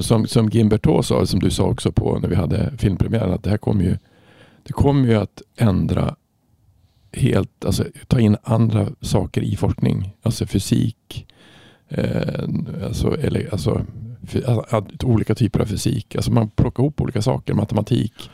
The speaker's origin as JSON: {"language": "Swedish", "region": "Norrland", "country": "Sweden", "said": "jag är från Norrland, det är mycket snö"}